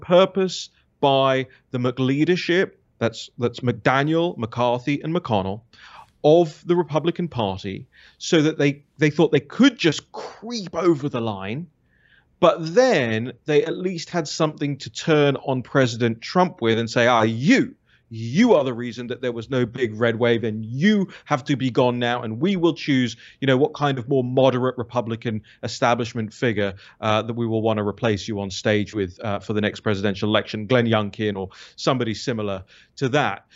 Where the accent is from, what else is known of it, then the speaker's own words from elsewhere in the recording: United Kingdom; moved away as an adult; now in United States; my home country